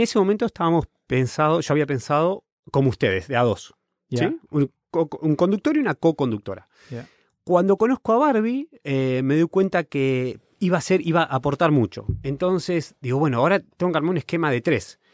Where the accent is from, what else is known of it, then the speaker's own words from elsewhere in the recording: Patagonia, Argentina; moved away as an adult; also born or lived in Buenos Aires, Argentina / Italy; now in Berlin, Germany; yo soy de la Patagonia, soy del sur. Eh, cuando me fui a estudiar a Buenos Aires, la disfruté como la gran ciudad y, ahí viví 10 años